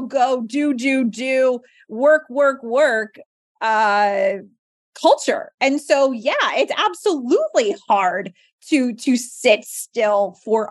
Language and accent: English; New Jersey, United States; also born or lived in Philadelphia / Boston; come back home to New Jersey, where I'm from